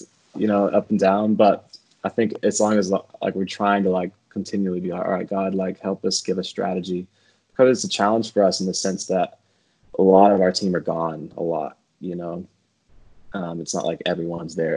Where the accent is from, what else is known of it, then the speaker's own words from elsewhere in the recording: Nashville, Tennessee, United States; Yeah, I grew up in Nashville. Well, I was born in East Tennessee and moved to Nashville when I was in third grade. So Nashville's definitely home